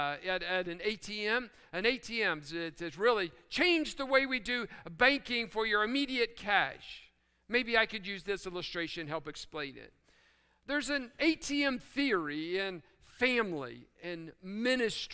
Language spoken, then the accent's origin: English; West Virginia, United States; I'm reminded of what I learned growing up in West Virginia.